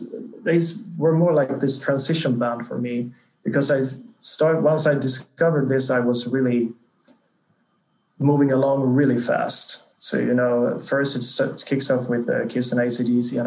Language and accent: English; small town 80 km south of Gothenburg, Halland County, Sweden; now in Stockholm, Sweden; I grew up in this really small town, like 80 kilometers south of Gothenburg, on the countryside, more or less, like inhabitants of 5,000, I think